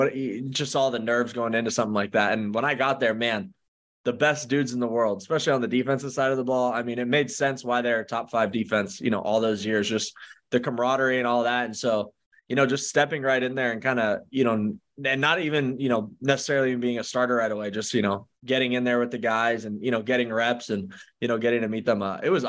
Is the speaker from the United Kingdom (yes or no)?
no; Canada; And then I was drafted in the first round as a Canadian to go to Canada.